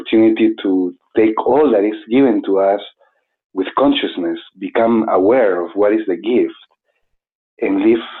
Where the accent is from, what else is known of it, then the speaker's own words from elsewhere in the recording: Arequipa, Peru; moved away as an adult; also born or lived in Cusco, Peru; now in New Mexico, United States; I was born in Arequipa in Peru